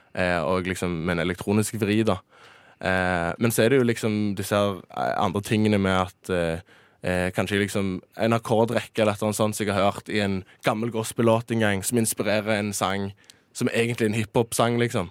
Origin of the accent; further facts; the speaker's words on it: Stavanger, Rogaland, Norway; hjemme i Stavanger.